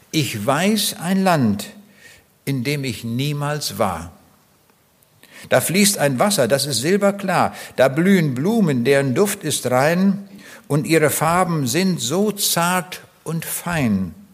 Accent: East Prussia, Germany; Ich bin auch in Ostpreußen geboren, 1937. Dort im äußersten Osten von dieser Provinz, die früher zu Deutschland gehörte, war Teil des Deutschen Reiches. Und ich komme aus einem ganz kleinen Dorf

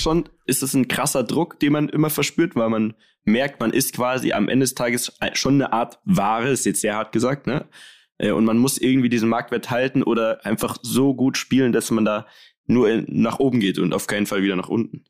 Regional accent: Munich, Bavaria, Germany; als geborener Münchner

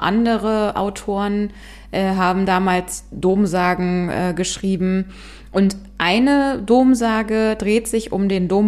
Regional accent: Bonn, North Rhine-Westphalia, Germany; so nennt man es zumindest in Bonn, wo ich herkomme.

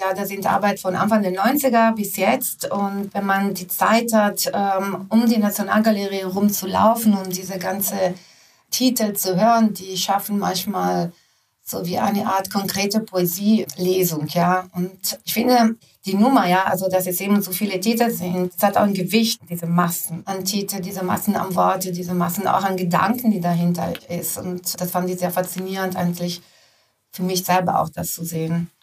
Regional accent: Italy; moved away; ich bin in Italien groß geworden

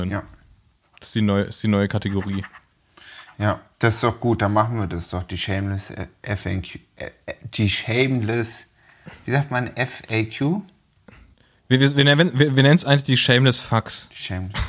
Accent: Switzerland; Käsefondue finde ich großes Blatt, gerade als Schweizer.

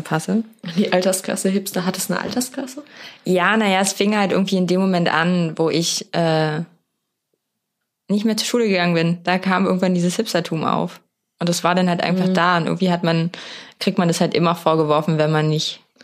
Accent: Berlin, Germany; als waschechter Berliner

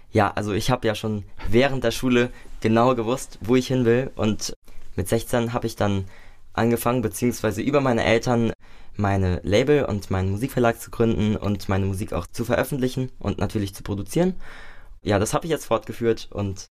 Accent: Nackenheim, Rhineland-Palatinate, Germany; also born or lived in Mainz; Nicht in Mainz, ich komme aus Nackenheim ursprünglich und da bin ich auch aufgewachsen.

